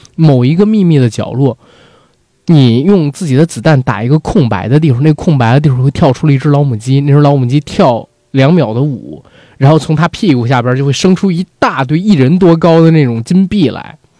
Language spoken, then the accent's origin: Chinese; Beijing, China; 我们北京人